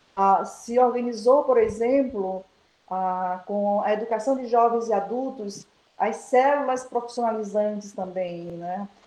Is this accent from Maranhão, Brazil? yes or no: yes; Baixada Maranhense, Maranhão, Brazil; moved away; also born or lived in Pinheiro / Curralzinho; Toda a minha história de vida ela tem a base estruturante a minha infância e a minha adolescência é, na Baixada.